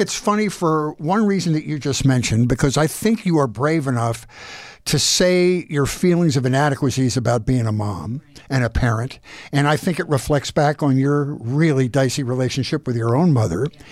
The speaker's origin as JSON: {"language": "English", "town": "Philadelphia", "region": "Pennsylvania", "country": "United States", "tie": "born or raised there", "said": "I was born and raised in Philadelphia"}